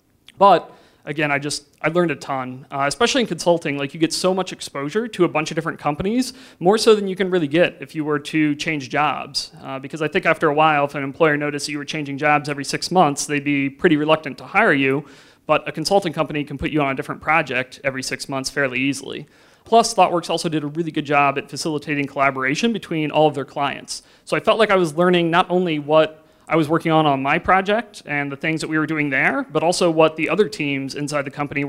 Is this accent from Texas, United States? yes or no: no; Lexington, Ohio, United States; But I grew up near Mansfield, like halfway between here in Cleveland, very specifically in Lexington, which isn't really known for much at all